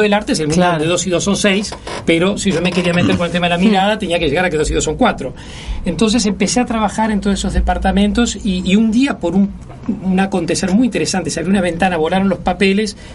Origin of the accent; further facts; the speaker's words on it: Uruguay; yo siempre reivindico el haber sido formado acá. Yo soy un producto del Liceo Bausá, de la educación pública, de la Cinemateca